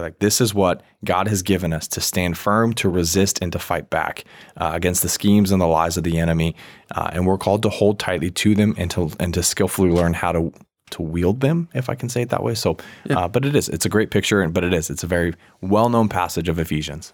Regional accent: Virginia, United States; moved away; also born or lived in Washington State; I grew up in Virginia for a bit

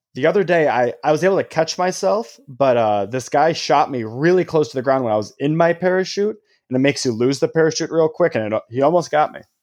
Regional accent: Illinois, United States; growing up in Illinois

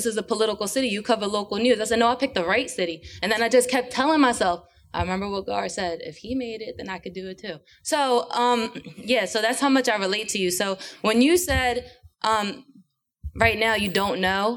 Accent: Philadelphia, Pennsylvania, United States; I'm born and raised in Philly

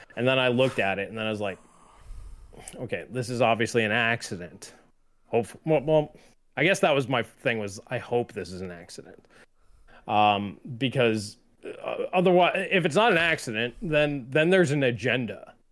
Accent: New York, United States; I grew up in New York, I was bo-, where I was born and raised

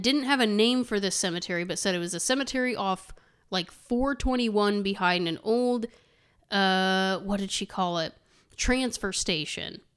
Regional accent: Terre Haute, Indiana, United States; We said Terre Haute.

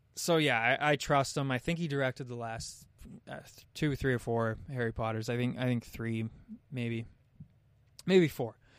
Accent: Canada; as a Canadian

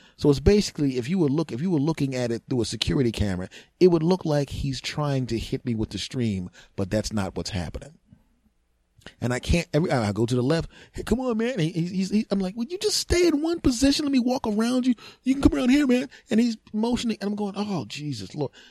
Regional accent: Philadelphia, Pennsylvania, United States; we're all born and raised in Philadelphia

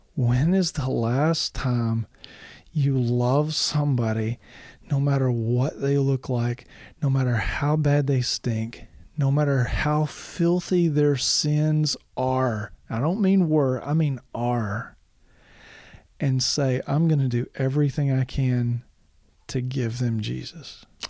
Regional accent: Arkansas, United States; also born or lived in Michigan; now in Tennessee, United States; I grew up in Arkansas. I've lived in Michigan. I've lived in Tennessee.

